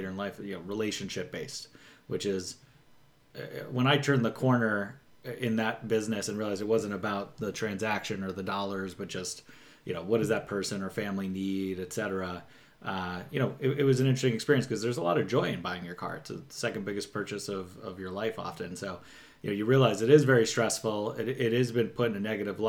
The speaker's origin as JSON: {"language": "English", "region": "New York", "country": "United States", "tie": "born or raised there", "moved": "as an adult", "lives_now": "Southern California, United States", "said": "I'm from New York originally"}